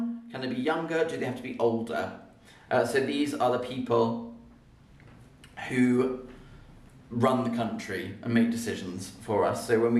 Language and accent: English; United Kingdom